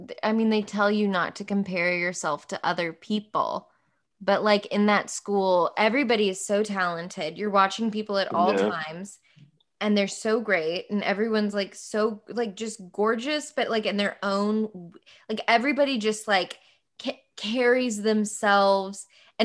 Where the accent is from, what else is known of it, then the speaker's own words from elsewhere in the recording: the South, United States; accent: Southern; And so when Robert heard my Southern accent for something, he was like, oh, that's your real voice. You have to use your real voice.